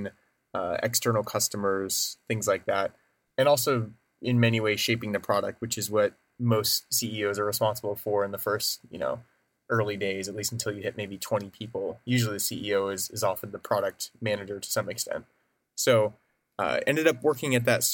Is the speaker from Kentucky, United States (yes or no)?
no; Oregon, United States; moved away as an adult; also born or lived in Portland; now in San Francisco, United States; I grew up in Oregon